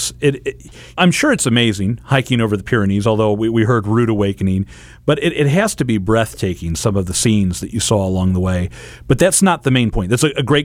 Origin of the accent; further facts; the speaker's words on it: England, United Kingdom; now in St. Louis, United States; I'm English